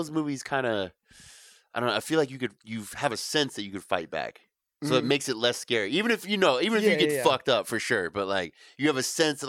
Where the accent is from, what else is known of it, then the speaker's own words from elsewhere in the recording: California, United States; I guess we're from California